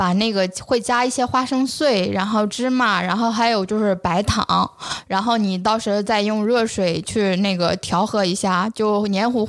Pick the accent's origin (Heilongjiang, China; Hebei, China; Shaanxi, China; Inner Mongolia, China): Inner Mongolia, China; moved away; 因为我是算是最北边的了吧，因为我是内蒙古人嘛。但是我是基本上在南方上学和那个工作，我基本上在南方已经十年了。